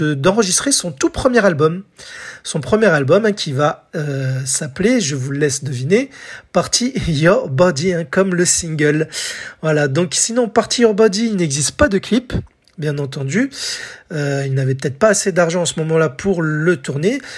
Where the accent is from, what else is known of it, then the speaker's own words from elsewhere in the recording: France; chez nous en France